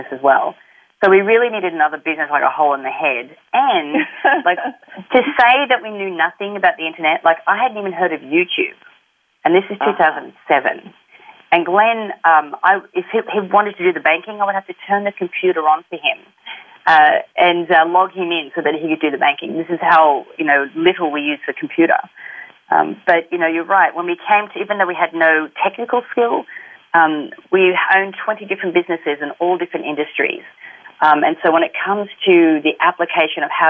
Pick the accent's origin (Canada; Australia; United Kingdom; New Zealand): Australia; accent: Australian; moved away as an adult; also born or lived in Sydney, Australia; now in Los Angeles, United States; I grew up in a country town, and then when I was 18 and old enough, I got the hell out of there, moved to the big smoke, moved to Sydney